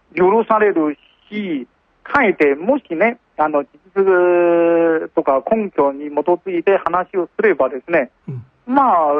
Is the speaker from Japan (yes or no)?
no; China; Japanese is a second language; moved away as an adult; 私の母国とは全然違う国だなと思って